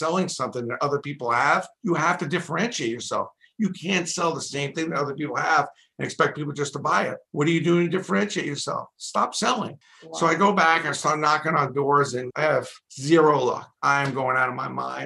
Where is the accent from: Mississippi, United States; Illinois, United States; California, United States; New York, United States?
New York, United States; New York City; I'm from Brooklyn, a pretty busy borough